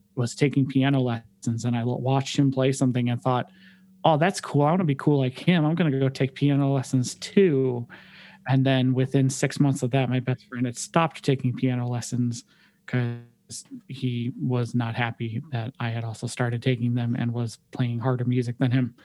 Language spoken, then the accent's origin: English; Detroit, Michigan, United States; moved away as an adult; also born or lived in California; now in Cleveland, United States; I actually grew up in Detroit. Uh, my parents and I, uh, I was born in California and then we moved uh, back to where my parents are from in Detroit um, about 30 minutes north of the city